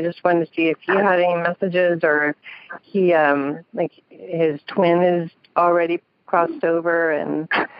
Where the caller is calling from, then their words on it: Sacramento, California, United States; I'm calling from Sacramento.